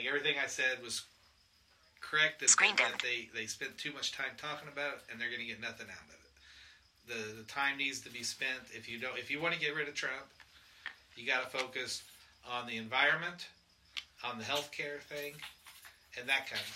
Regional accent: Indiana, United States; moved away; I'm from Indiana

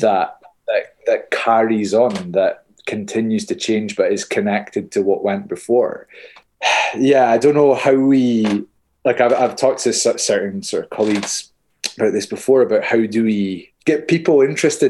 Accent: Hawick, Scotland, United Kingdom; I'm being from Hoyk, the common riding like that we have

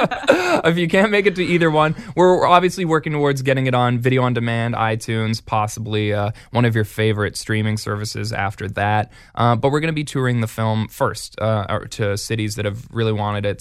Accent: Edmonton, Alberta, Canada; my hometown is Edmonton

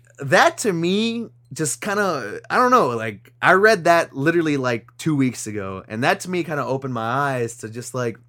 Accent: New York, United States; I didn't live there. I didn't grow up there. I grew up in New York. New York's a very diverse like place.

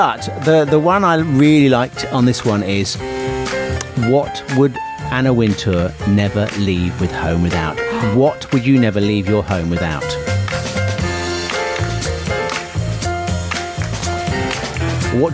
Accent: Pinner, London, United Kingdom; And I was born in Pinner. I lived in Pinner when I was, which is the same place as Elton John.

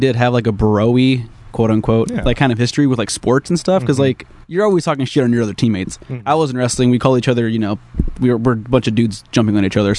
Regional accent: Anaheim, California, United States; first language Spanish; English is a second language; I'm from Anaheim. Not too far from here. No, not at all. I grew up really close to Disneyland. I used to be able to see the fireworks from my bedroom window.

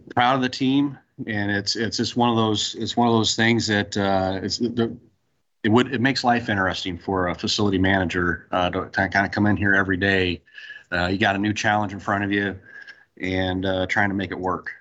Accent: Central Illinois, United States; moved away as an adult; now in Texas, United States; I'm originally from Central Illinois, worked in Central Illinois for Caterpillar, came down to Texas

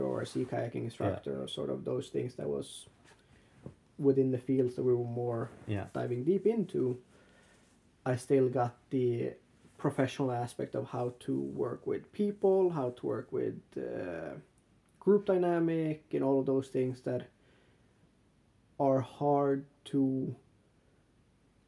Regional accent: Kalix, Norrbotten County, Sweden; I grew up in Kalix in a small town in the Gulf of Bothnia

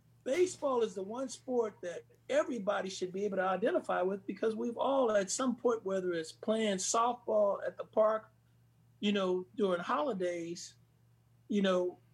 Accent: Bay Area, California, United States; I grew up in the Bay Area

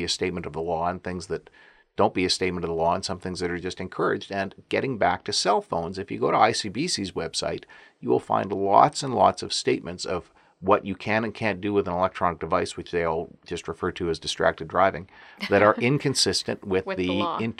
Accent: Alberta, Canada; I'm from Alberta.

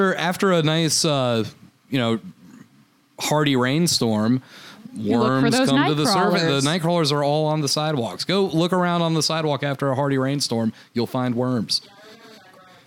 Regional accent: West Palm Beach, Florida, United States; now in Chicago, United States; growing up in Florida

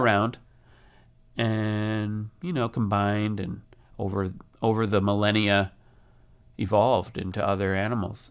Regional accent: near Wisconsin Dells, United States; I grew up out near Wisconsin Dells, so I've been there many times

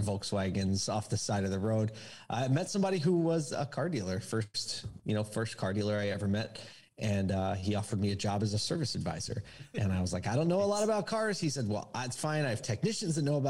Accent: Philadelphia, Pennsylvania, United States; now in Syracuse, United States; I grew up in Philly

